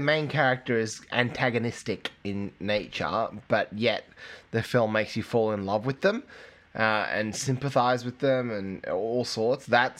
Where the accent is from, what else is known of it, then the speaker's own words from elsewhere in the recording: England, United Kingdom; now in Australia; I grew up in England